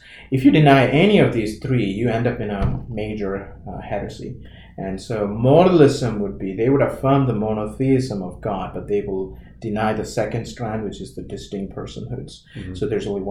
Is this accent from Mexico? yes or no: no; Kerala, India; I come from Kerala, that part of India